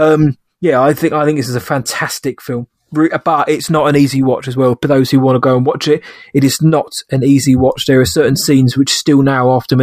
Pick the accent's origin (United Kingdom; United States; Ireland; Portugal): United Kingdom; a Brit myself